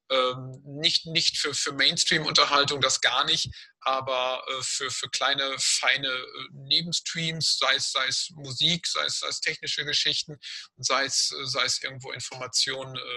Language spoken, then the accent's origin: German; Dortmund, North Rhine-Westphalia, Germany; weil ich ganz früher als Kind in Hörner aufgewachsen bin, also wirklich in Laufweite aufgewachsen bin.